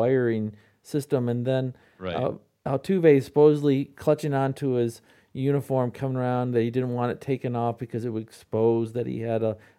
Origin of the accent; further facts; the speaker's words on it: Midland, Michigan, United States; my hometown of Midland, Michigan